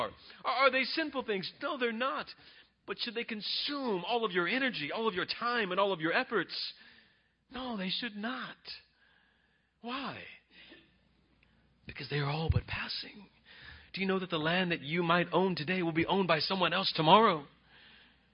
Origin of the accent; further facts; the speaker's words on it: Bakersfield, California, United States; I'm from Fairfax. I always say I'm Fairfax, California. I'm Bakersfield, California. But my neighborhood is Fairfax